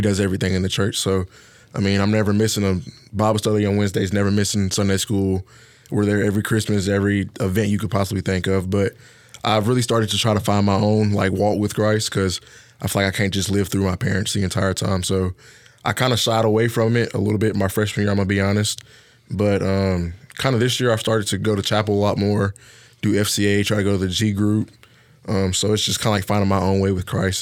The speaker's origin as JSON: {"language": "English", "town": "Harvest", "region": "Alabama", "country": "United States", "moved": "yes", "said": "I'm from Harvest, Alabama"}